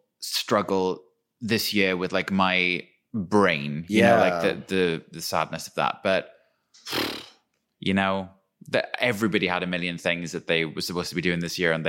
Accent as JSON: {"language": "English", "region": "Wales", "country": "United Kingdom", "tie": "born or raised there", "said": "where I'm from is like the kind of Welsh equivalent of Twin Peaks, like old coal mining valley."}